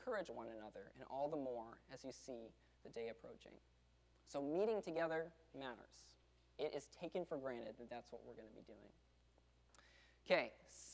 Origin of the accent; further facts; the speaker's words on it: the South, United States; we're from the South